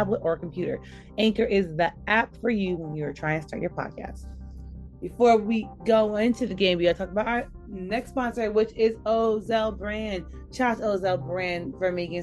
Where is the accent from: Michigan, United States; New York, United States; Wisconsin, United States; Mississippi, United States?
New York, United States; We're going to go to my home state. We're going to go to New York.